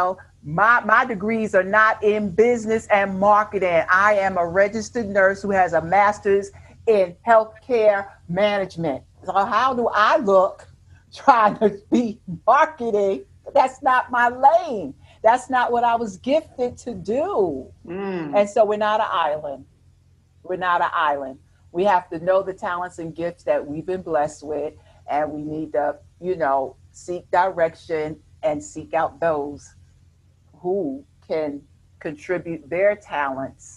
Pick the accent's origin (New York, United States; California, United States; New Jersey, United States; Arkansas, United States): New York, United States; moved away; we're from New York